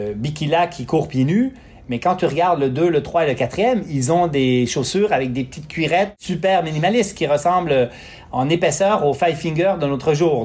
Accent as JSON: {"language": "French", "region": "Quebec", "country": "Canada", "tie": "born or raised there", "said": "j'ai grandi au Lac-Saint-Jean sur une ferme"}